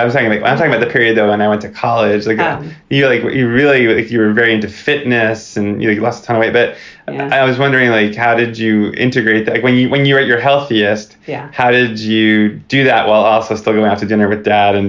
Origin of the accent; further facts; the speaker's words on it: Oceanside, California, United States; a big part of talking about my childhood and growing up in Oceanside and stuff